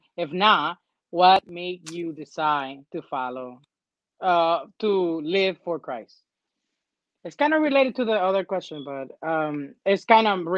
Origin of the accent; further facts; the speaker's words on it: Dominican Republic; now in United States; I grew up in the Dominican Republic.